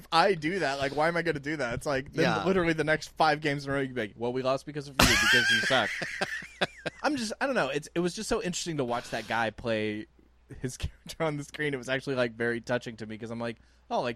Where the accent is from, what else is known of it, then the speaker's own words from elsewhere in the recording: Houston, Texas, United States; I grew up in Houston.